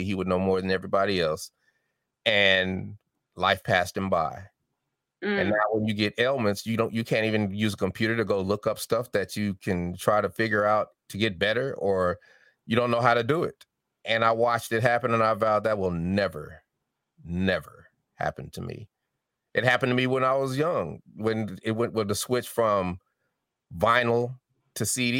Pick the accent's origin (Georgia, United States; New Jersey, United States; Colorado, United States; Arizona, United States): Colorado, United States; Denver; accent: Southern; I've had to take classes for diction and articulation because I had a little Southern draw, but I'm from Denver.